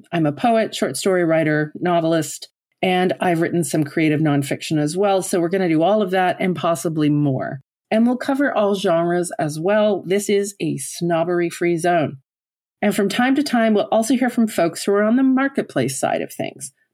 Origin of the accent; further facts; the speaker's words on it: Newfoundland and Labrador, Canada; moved away as an adult; now in Ottawa, Canada; Although I've lived in Ottawa for thirty years now, I'm originally from Newfoundland on the east coast of Canada